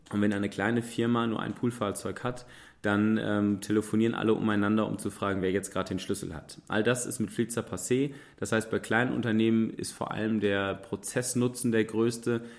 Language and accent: German; Münster, North Rhine-Westphalia, Germany; Tja, ich selber würde mich als Münsteraner als Mobilitätsrebellen bezeichnen.